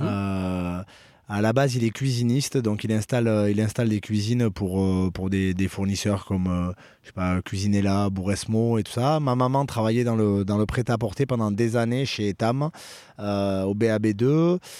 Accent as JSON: {"language": "French", "town": "Bayonne", "region": "Nouvelle-Aquitaine", "country": "France", "tie": "born or raised there", "also_born_or_lived": "Pau / Auch", "moved": "yes", "lives_now": "Perpignan, France", "said": "je suis natif de Bayonne"}